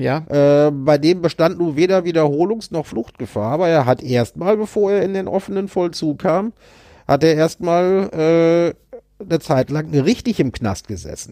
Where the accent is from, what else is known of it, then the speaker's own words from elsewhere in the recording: North Rhine-Westphalia, Germany; ich habe meine Kindheit in Nordrhein-Westfalen, also Kindheit und Jugend in Nordrhein-Westfalen ja, verbracht.